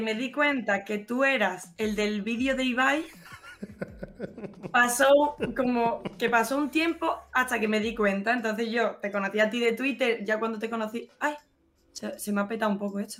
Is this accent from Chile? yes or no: no; Málaga, Andalusia, Spain; also born or lived in Benalmádena; Soy totalmente falsa, malagueña falsa